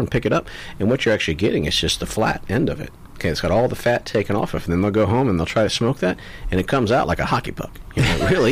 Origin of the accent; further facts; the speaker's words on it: Florida, United States; also born or lived in Texas; I grew up here in Florida. So, growing up here, you had pulled pork everywhere